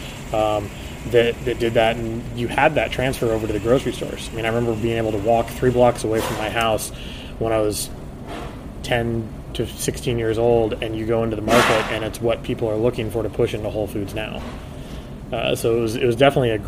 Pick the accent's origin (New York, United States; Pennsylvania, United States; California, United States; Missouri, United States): Missouri, United States; Kansas City; now in San Francisco, United States; Born and raised in Kansas City, grew up cooking